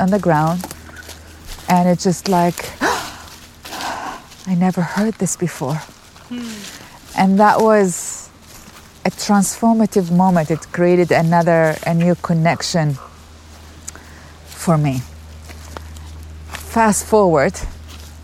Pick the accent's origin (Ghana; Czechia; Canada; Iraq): Iraq; Baghdad, Baghdad Governorate; moved away as an adult; now in United States; I grew up overseas in Baghdad, Iraq